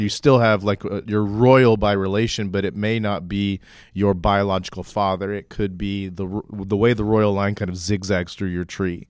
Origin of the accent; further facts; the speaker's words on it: Oklahoma, United States; when I was growing up, I grew up in Oklahoma.